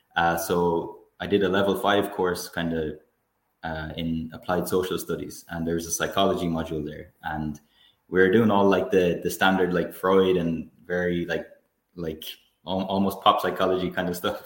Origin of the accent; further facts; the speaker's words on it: Tuam, Connacht, Ireland; also born or lived in Galway City; I grew up in Tuam in Galway, County Galway in Ireland. I'm currently living in Galway City.